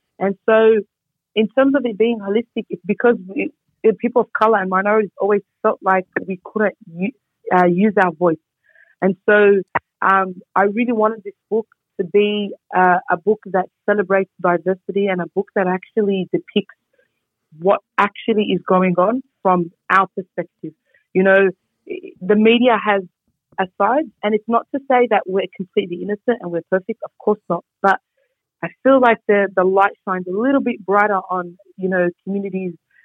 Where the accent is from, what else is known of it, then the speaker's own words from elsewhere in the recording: Sydney, New South Wales, Australia; also born or lived in Bankstown; I'm from the area. I was born in Punch Bowl. I went to school in Punch Bowl. And I went to university in Bankstown